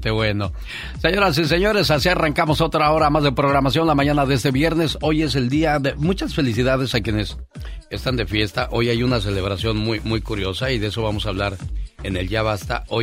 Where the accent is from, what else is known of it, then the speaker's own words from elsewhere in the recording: Guadalajara, Jalisco, Mexico; moved away; Un saludo para la gente de Guadalajara, Jalisco, porque un día salí de Guadalajara, pero Guadalajara nunca salió de mí.